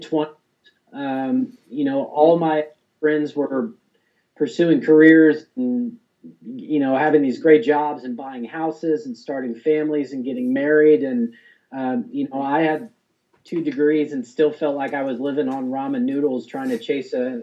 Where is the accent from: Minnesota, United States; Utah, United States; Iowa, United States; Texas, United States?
Texas, United States; the town that I grew up in Texas